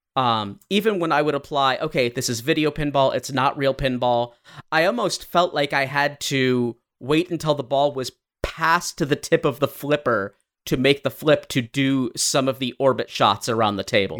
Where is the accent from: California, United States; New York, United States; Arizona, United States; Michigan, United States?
Michigan, United States; we are from Michigan